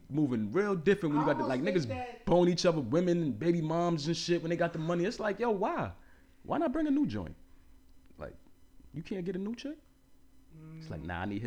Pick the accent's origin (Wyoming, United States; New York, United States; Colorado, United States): New York, United States; New York City; I'm from Harlem, nigga. We from Harlem.